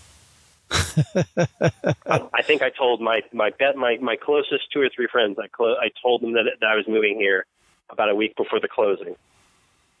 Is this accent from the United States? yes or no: yes; Long Island, New York, United States; I'm from Long Island. Port Washington's about 20 minutes from where I grew up